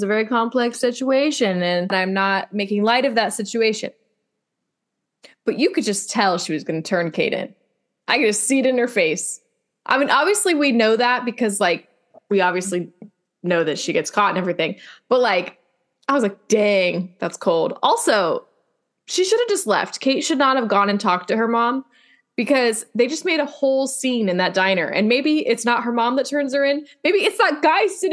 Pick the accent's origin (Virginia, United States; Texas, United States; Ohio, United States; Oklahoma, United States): Ohio, United States; now in Bakersfield, United States; I say y'all, and I'm from Ohio